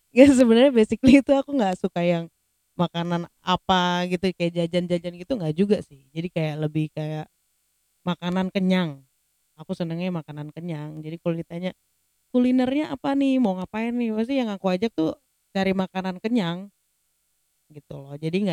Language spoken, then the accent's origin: Indonesian; Padang, West Sumatra, Indonesia; now in Yogyakarta, Indonesia; tinggal di Padang gede lahir gede di Padang, terus ini baru dari 2010 sampai ini 2020 aku tinggal di Yogyakarta.